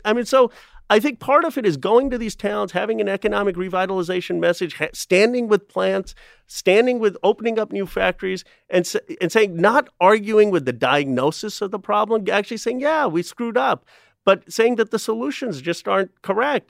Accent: Philadelphia, Pennsylvania, United States; When I was growing up, I was born in Philadelphia

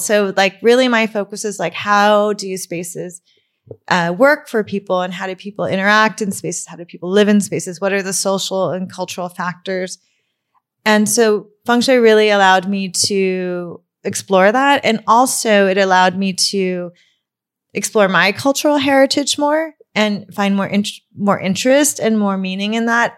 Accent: Burbank, California, United States; I grew up in Burbank

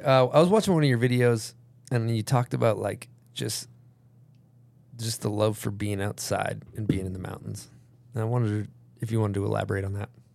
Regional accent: United States; first language English; I'm born in America. So I learned English

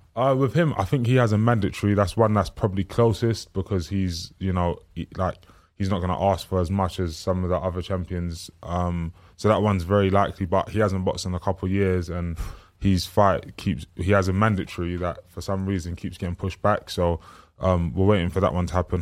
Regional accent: London, United Kingdom; the area that I'm, um, from and grew up

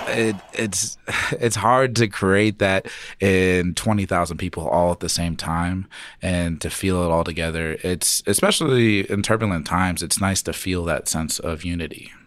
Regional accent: Phoenix, Arizona, United States; now in Denver, United States; I grew up in Phoenix, and coming here to Denver

